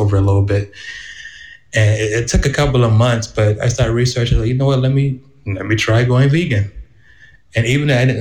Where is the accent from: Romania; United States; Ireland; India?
United States; Charleston area, South Carolina; also born or lived in Florence, South Carolina; moving back to my hometown area in Hughie, which is in the Charleston area